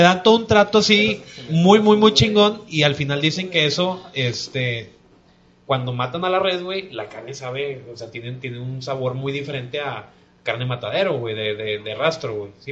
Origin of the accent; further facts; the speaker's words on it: Mexico; nosotros como mexicanos